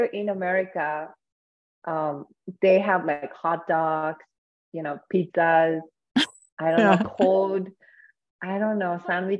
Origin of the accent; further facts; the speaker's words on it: Hokkaido, Japan; English is a second language; now in United States; my hometown. You know, I'm from Hokkaido.